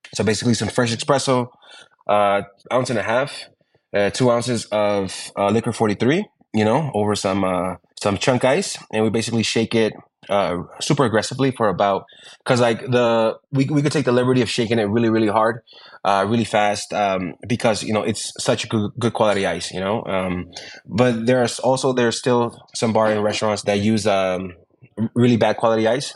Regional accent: New York, United States; moved away as an adult; also born or lived in Ecuador; now in Mexico City, Mexico; I was born in Ecuador, but I was raised in New York

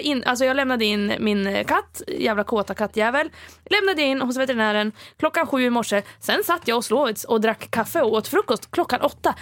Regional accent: Stockholm, Stockholm County, Sweden; Stockholm, där jag kommer ifrån

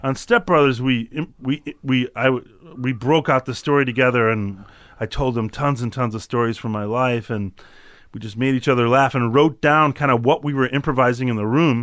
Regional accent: Chicago, Illinois, United States; I'm from Chicago

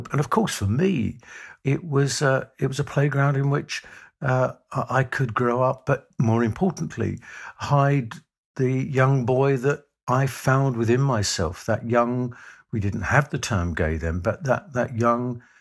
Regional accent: London, United Kingdom; Growing up in the East End of London uh, in the 1950s into the 1960s, I was born in 1950.

